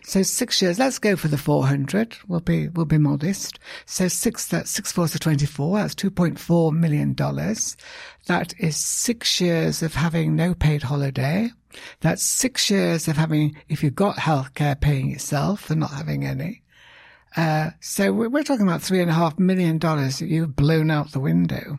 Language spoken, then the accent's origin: English; United Kingdom; now in United States; I'm British